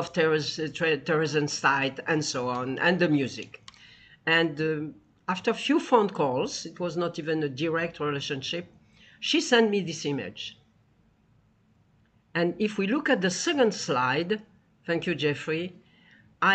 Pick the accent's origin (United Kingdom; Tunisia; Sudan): Tunisia; now in United States; I come from Tunisia, 2,000 years of Jews.